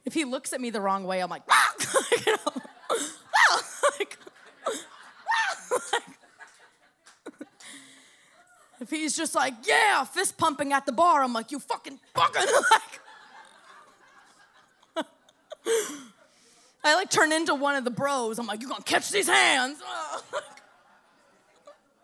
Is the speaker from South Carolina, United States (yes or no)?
no; Miami, Florida, United States; I grew up in Miami